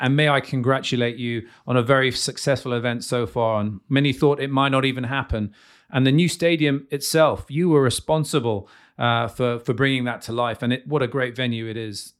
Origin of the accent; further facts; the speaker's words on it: United Kingdom; now in Slovakia; I'm British.